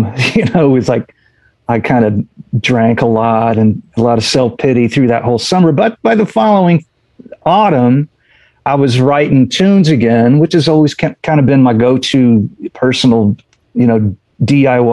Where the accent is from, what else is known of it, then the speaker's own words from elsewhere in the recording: Indiana, United States; We're all from Indiana